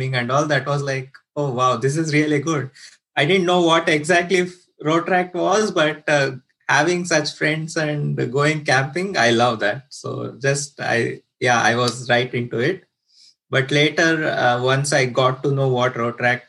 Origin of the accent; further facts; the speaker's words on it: Bangalore, Karnataka, India; moved away; I came from India, Bangalore, southern part of India